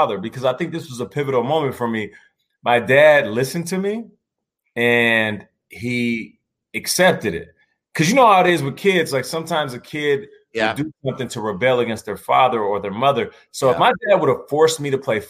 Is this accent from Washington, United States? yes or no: yes; Seattle, Washington, United States; also born or lived in Calgary, Canada; Raised in Seattle. Seattle's the hometown